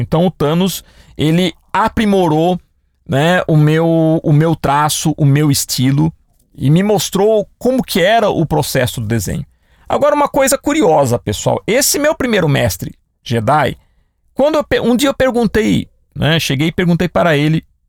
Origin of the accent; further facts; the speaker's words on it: Piracicaba, São Paulo, Brazil; cidade que eu nasci, Piracicaba